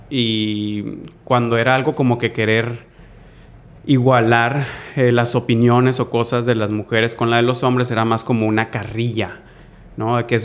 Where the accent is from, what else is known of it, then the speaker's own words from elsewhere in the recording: Mazatlán, Sinaloa, Mexico; a lo mejor la escuché ya un poco más grande cuando me salí de Mazatlán